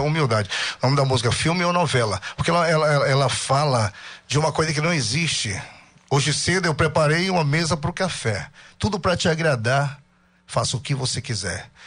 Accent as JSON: {"language": "Portuguese", "town": "Barcarena", "region": "Pará", "country": "Brazil", "said": "Eu sou de Barcarena e comecei lá na década de 90."}